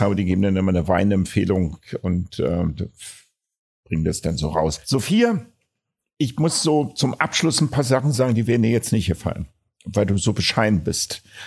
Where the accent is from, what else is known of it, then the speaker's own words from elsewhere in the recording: Berlin, Germany; als Berliner